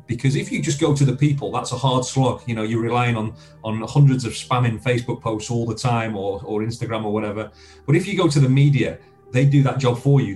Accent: Blackpool, North West England, United Kingdom; I grew up in Blackpool, um, in Lancashire

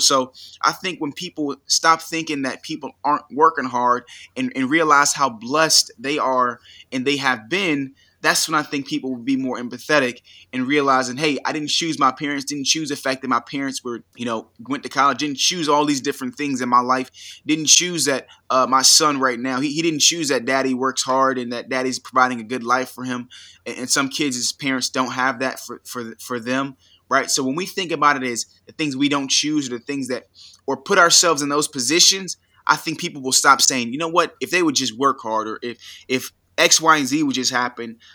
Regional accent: United States; I was born in the United States

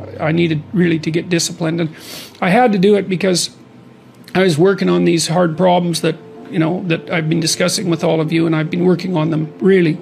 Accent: Fairview, Alberta, Canada; moved away; I was from Northern Alberta, this rough little town up in Northern Alberta called Fairview. And, you know, there were long winters there, and my friends were heavy drinkers, and most of them dropped out of school by the time they were 15 or 16

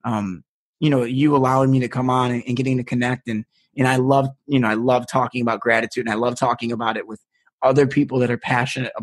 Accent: United States; I'm American

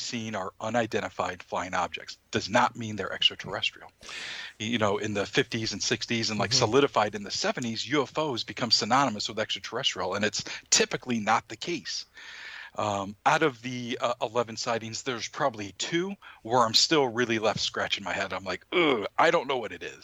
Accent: Maine, United States; born or raised there

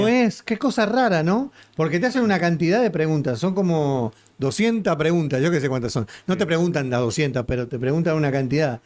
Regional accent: Uruguay; now in United States

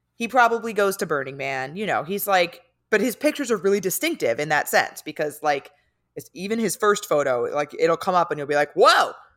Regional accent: San Diego, California, United States; moved away; I'm from San Diego

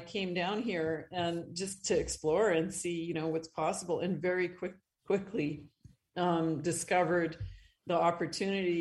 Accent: Northern Ontario, Canada; moved away as an adult; also born or lived in Calgary, Alberta; now in Costa Rica; I grew up in Northern Ontario, Northern Canada

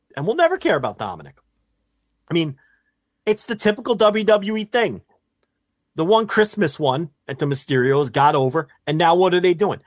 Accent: New Jersey, United States; I'm from Jersey. I know every hustle

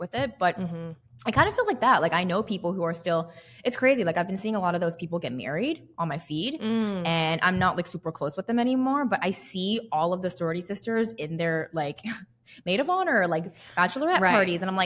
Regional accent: the South, United States; I'm from the South. I went to an SEC school.

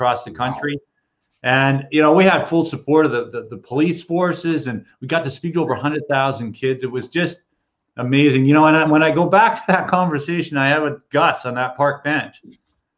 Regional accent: Canada; I am Canadian

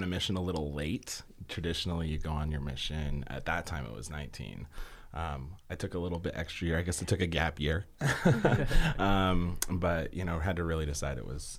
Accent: the West, United States; You know, growing up in the West and being able to go out there and see the diversity and all the different people was amazing.

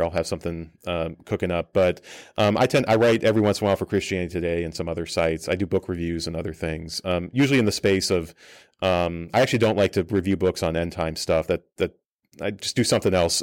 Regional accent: Colorado Springs, Colorado, United States; moved away; I grew up a missionary kid in Colorado Springs

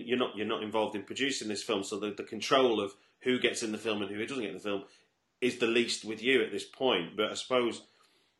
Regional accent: Manchester, North West England, United Kingdom; I grew up in Manchester

